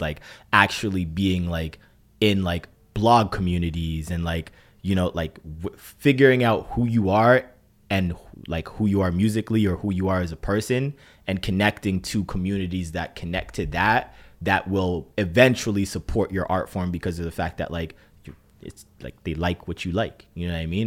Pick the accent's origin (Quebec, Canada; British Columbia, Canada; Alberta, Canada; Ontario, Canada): Ontario, Canada; Brampton; now in Toronto, Canada; growing up in Brampton was, uh, this was different.